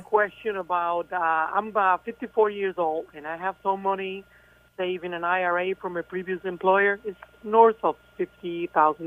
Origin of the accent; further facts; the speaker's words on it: Cuba; first language Spanish; English is a second language; moved away; originally from Cuba, so Spanish is my first language